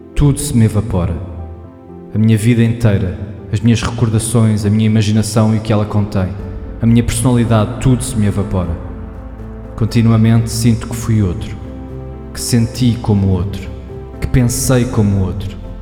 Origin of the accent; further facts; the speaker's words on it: Portugal; accent: Portuguese; eu falo com pronúncia de português